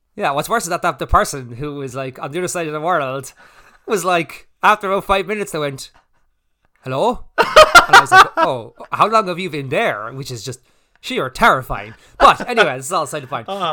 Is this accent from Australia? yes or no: no; Ireland; we're Irish